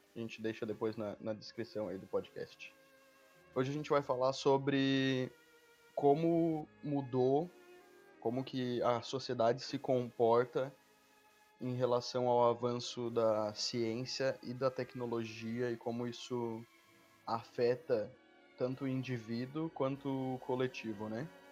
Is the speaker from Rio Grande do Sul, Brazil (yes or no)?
no; Santa Catarina, Brazil; eu sou de Santa Catarina